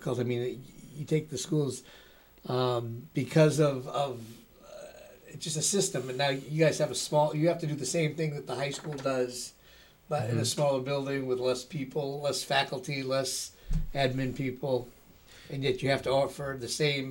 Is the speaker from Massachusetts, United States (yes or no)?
yes; Winchester, Massachusetts, United States; I grew up in public schools. My hometown of Winchester. I stayed in the hometown